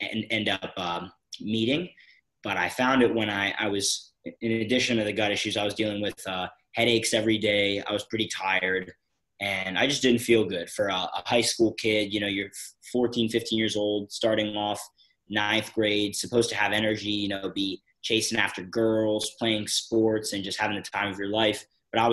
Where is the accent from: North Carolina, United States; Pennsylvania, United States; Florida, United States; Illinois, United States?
Pennsylvania, United States; Philadelphia; I'm from Philadelphia, Pennsylvania in the US